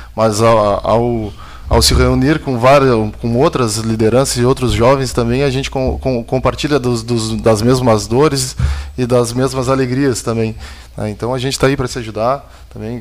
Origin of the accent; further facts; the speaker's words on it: Rio Grande, Rio Grande do Sul, Brazil; now in Pelotas, Brazil; Eu sou, sou de Pelotas, mas natural de Rio Grande